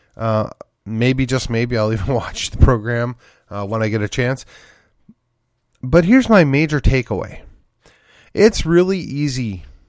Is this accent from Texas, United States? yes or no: yes; McKinney, Texas, United States; my hometown of McKinney here